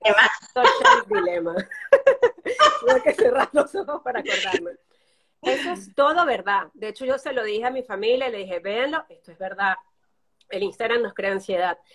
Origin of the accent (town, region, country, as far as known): Venezuela; moved away as an adult; now in Barcelona, Spain